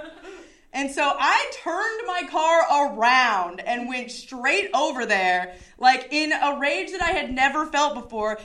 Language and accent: English; Chicago, Illinois, United States; I'm from Chicago